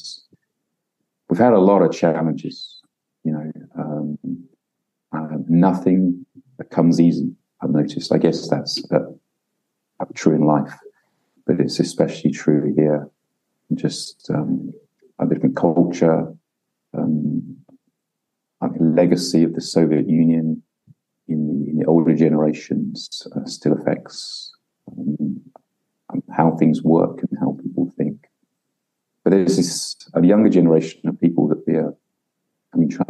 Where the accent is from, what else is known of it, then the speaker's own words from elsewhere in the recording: United Kingdom; moved away as an adult; now in Ukraine; as a British person here in Ukraine